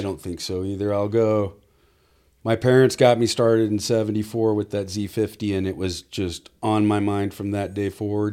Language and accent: English; South Orange County, California, United States; now in Temecula, United States; grew up pretty much over in South Orange County and lived over there till, oh, I got married